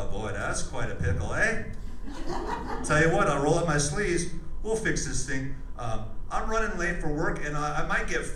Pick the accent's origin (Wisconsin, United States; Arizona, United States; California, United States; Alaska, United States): Wisconsin, United States; now in Phoenix, United States; I grew up in Wisconsin